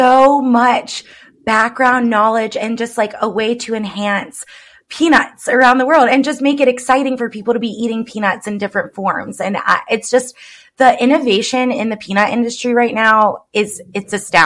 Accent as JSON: {"language": "English", "region": "the South", "country": "United States", "tie": "born or raised there", "said": "I grew up in the South"}